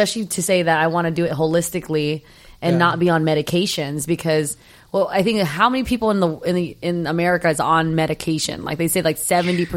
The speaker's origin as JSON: {"language": "English", "country": "Philippines", "said": "I'm Filipino"}